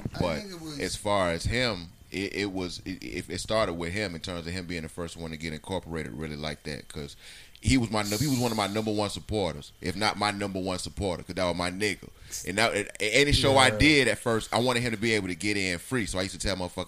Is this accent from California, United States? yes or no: no; Florida, United States; growing up in Florida